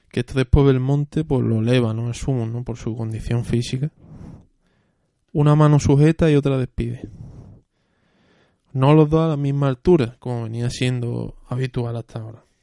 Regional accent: Seville, Andalusia, Spain; Y siendo sevillano, aunque me duela reconocerlo, pues no

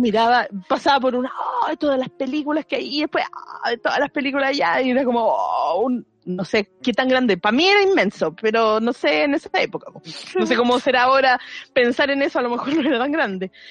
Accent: Maipú, Santiago Metropolitan Region, Chile; yo era de Maipú en su momento

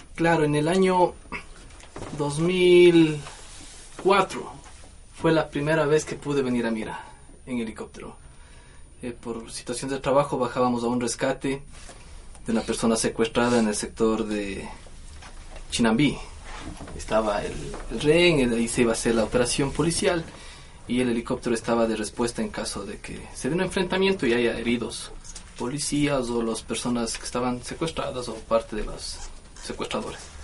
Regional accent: Mira, Carchi, Ecuador; moved away; este es mi pueblo, yo soy de aquí

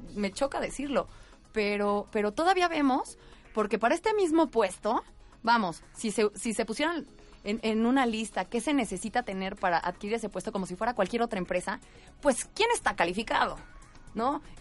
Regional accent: Mexico; Yo hablaría como mexicana

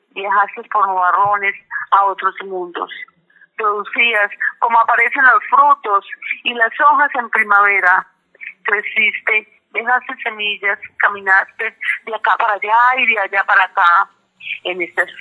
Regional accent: Peru; para mi pueblo perano, peruano que los llevo en el alma, que siempre los tengo presente.

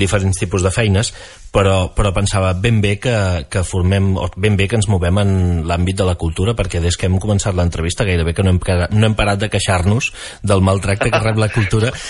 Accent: Baix Empordà, Catalonia, Spain; la gent que som del Baix Empordà

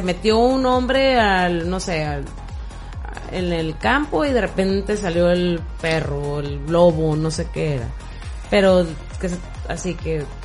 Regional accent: Mexico; nosotros como mexicanos

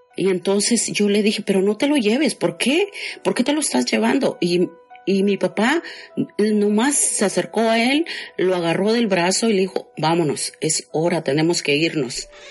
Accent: Guatemala; moved away as an adult; also born or lived in Chiapas, Mexico; now in Los Angeles, United States; de Guatemala, pero resido en Los Ángeles

